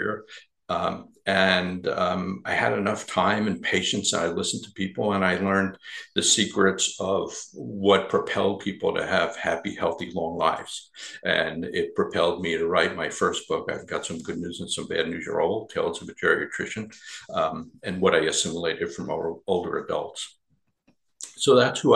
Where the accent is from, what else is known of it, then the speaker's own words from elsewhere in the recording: New York, United States; I grew up in New York